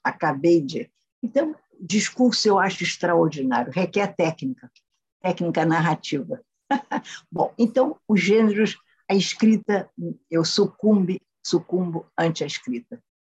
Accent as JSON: {"language": "Portuguese", "country": "Brazil", "said": "Hoje eu sou uma brasileira antiga, não anacrônica"}